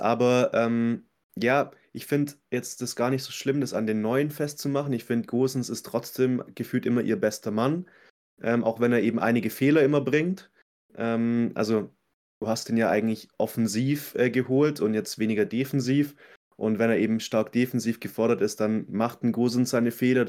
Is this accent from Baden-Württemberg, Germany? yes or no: yes; Swabia, Baden-Württemberg, Germany; als Schwabe